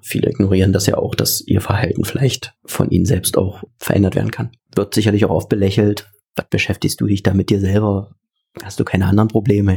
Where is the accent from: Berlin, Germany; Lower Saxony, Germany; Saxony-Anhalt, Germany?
Saxony-Anhalt, Germany; Das wird deswegen trotzdem meine Heimat bleiben